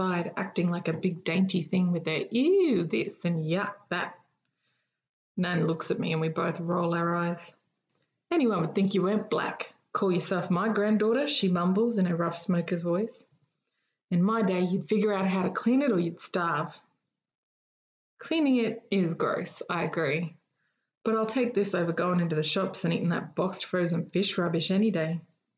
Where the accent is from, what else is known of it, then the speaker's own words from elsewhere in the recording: Eidsvold, Queensland, Australia; moved away as an adult; now in Canberra, Australia; my hometown of Eidsvoll